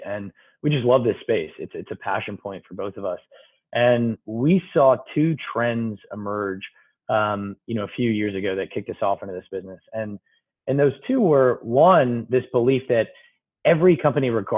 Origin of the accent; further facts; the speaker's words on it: Toledo, Ohio, United States; moved away as an adult; also born or lived in Stanford, California; now in New York, United States; I grew up in middle of America. I grew up in Toledo, Ohio